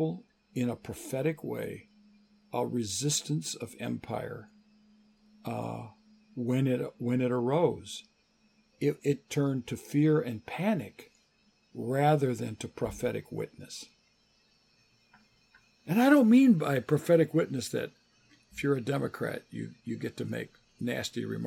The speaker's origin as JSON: {"language": "English", "country": "United States", "tie": "born or raised there", "also_born_or_lived": "England", "said": "I grew up in the United States"}